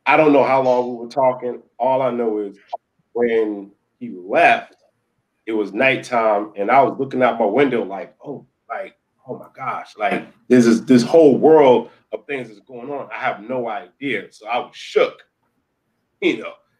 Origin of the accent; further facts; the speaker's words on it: Philadelphia, Pennsylvania, United States; also born or lived in Delaware; my hometown was Philly